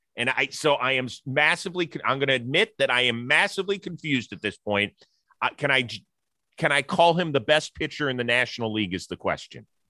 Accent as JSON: {"language": "English", "town": "Kansas City", "region": "Missouri", "country": "United States", "tie": "born or raised there", "said": "my hometown"}